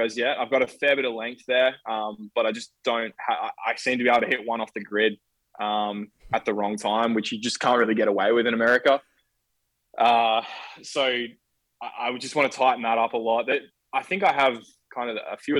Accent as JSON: {"language": "English", "town": "Bendigo", "region": "Victoria", "country": "Australia", "tie": "born or raised there", "said": "I grew up in Bendigo, or Bendigo"}